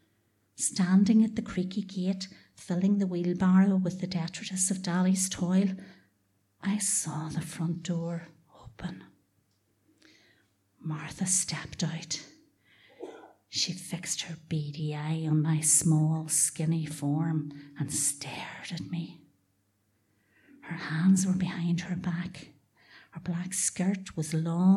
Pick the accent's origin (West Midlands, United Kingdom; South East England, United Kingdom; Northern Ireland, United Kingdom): Northern Ireland, United Kingdom; Dungiven; we were the children of Mitchell Crescent and Mitchell Park in Dungiven